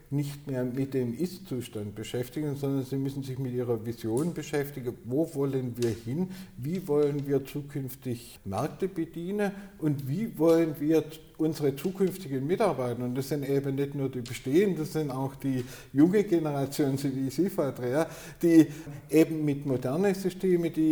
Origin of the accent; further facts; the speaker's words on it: Baden-Württemberg, Germany; der vom Schaffen, darf ich als äh, Schwabe sagen, lebt